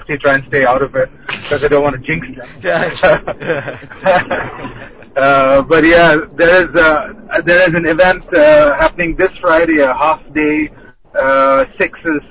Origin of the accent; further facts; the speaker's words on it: Bahrain; when we were growing up over here, it was quite a heavy scene of hockey